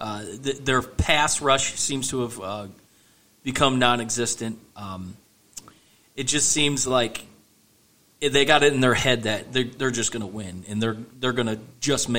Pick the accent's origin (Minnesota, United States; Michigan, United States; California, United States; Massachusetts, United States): Michigan, United States; born and bred in Michigan